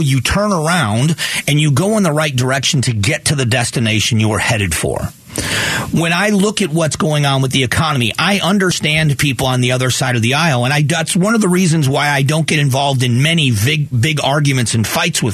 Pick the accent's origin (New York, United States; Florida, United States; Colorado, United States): Florida, United States; Southwest; moved away as an adult; also born or lived in Arizona; now in Phoenix, United States; 28 years ago, I moved here from Florida, from Southwest Florida.